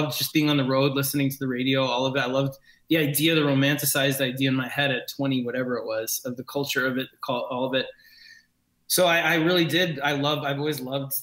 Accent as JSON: {"language": "English", "town": "New York City", "region": "New York", "country": "United States", "tie": "born or raised there", "said": "I grew up in New York City"}